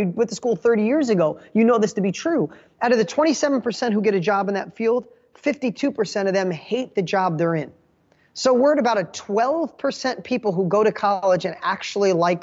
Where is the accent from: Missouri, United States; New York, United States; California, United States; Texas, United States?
New York, United States; Poughkeepsie; I grew up in Poughkeepsie, New York.